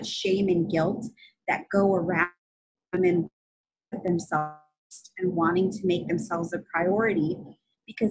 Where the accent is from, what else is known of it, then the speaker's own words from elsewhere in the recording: California, United States; I'm from California